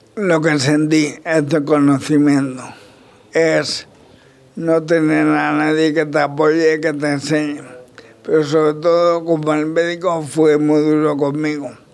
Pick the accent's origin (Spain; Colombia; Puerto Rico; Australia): Spain; La Roda, Castilla-La Mancha; mi pueblo